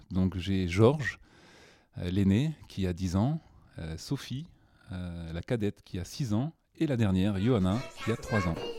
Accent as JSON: {"language": "French", "country": "New Caledonia", "also_born_or_lived": "Nouméa, New Caledonia", "moved": "as an adult", "lives_now": "Paris, France", "said": "je viens de la Nouvelle-Calédonie, qui est un territoire français ultramarin"}